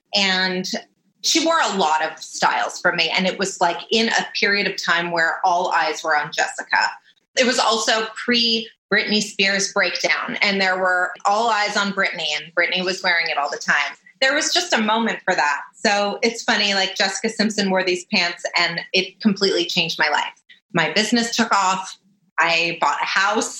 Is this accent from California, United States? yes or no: yes; Los Angeles, California, United States; I'm from Los Angeles. My parents are here